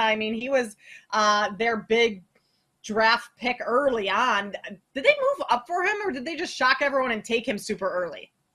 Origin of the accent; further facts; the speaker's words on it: Minnesota, United States; as a Minnesota native growing up in Timberwolves games